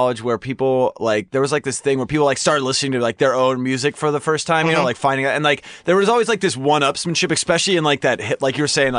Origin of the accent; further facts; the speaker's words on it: California, United States; I'm from California.